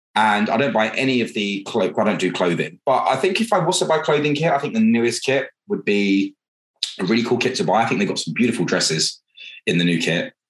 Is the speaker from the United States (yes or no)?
no; Buckinghamshire, South East England, United Kingdom; I'm British, I'm proper British, um, and I'm from Buckinghamshire